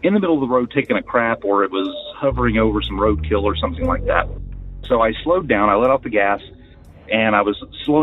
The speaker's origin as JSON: {"language": "English", "region": "West Virginia", "country": "United States", "also_born_or_lived": "Upper Michigan", "moved": "yes", "lives_now": "New Mexico, United States", "said": "I'm from West Virginia"}